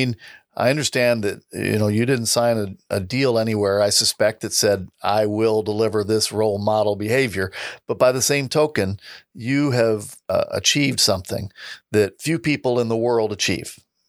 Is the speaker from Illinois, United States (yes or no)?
yes; Southern Illinois, United States; now in St. Louis, United States; I live in St. Louis now, but I grew up in Southern Illinois.